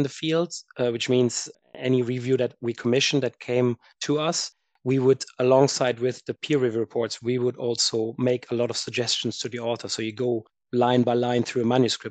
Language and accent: English; Germany; moved away as an adult; also born or lived in United States / France / Edinburgh; I am originally from Germany and did my undergrad there